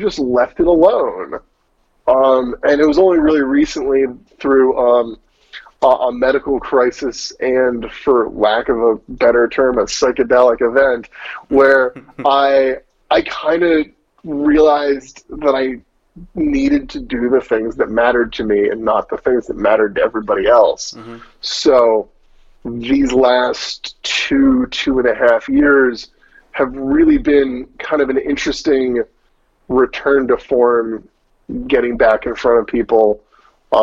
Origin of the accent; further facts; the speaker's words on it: Souderton, Pennsylvania, United States; moved away; I'm from a town called Souderton. It's in the Lansdale-ish area, if you know anything about what's going on in Philadelphia.